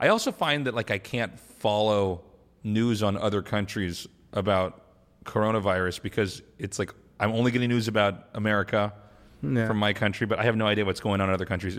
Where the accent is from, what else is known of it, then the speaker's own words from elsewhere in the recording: United States; now in South Korea; I'm an American. Like, my military base is here.